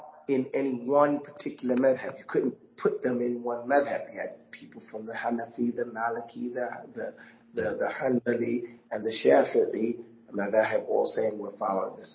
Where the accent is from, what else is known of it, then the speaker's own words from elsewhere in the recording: New York, United States; growing up in New York